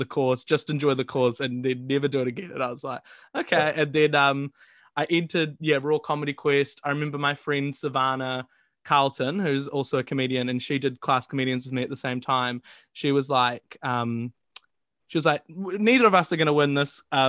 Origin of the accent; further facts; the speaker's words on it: Wellington, New Zealand; moved away as an adult; now in Auckland, New Zealand; I grew up in Wellington